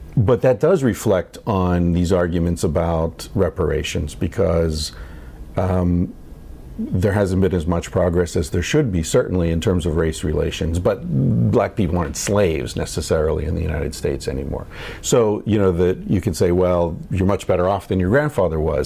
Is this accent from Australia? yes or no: no; Ireland; I'm not white. I'm Irish.